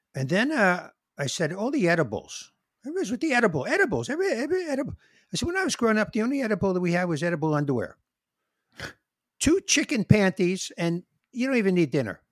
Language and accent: English; New York City, New York, United States; I'm a New Yorker, and my blood is in New York